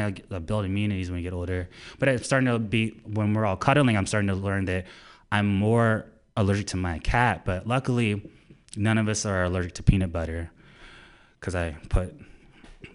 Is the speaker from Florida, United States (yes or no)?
yes; Orlando, Florida, United States; moved away as an adult; I'm from Orlando, Florida.